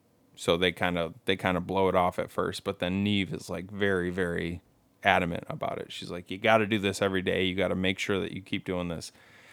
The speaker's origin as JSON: {"language": "English", "country": "Ireland", "said": "I can say this, because I'm Irish."}